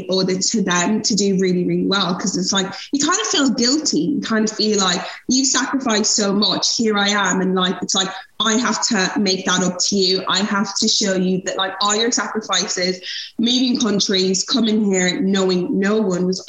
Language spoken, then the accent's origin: English; Ireland; also born or lived in Nigeria; I'm Irish